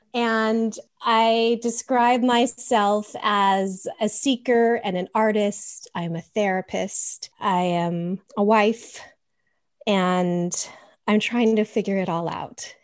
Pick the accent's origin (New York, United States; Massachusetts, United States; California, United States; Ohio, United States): California, United States; Los Angeles; I was raised in a Caucasian Swiss German household in California, in L A of all places